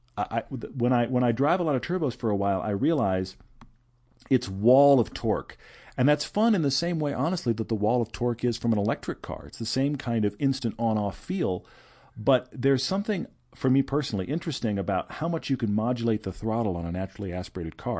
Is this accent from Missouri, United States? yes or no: no; Houston, Texas, United States; now in Park City, United States; I grew up in Houston